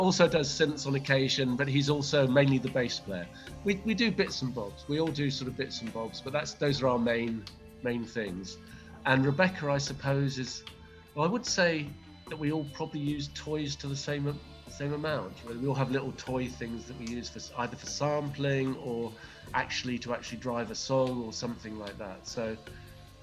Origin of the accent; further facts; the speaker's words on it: England, United Kingdom; now in Greece; and I'm from England, but we live on an island off the coast of Greece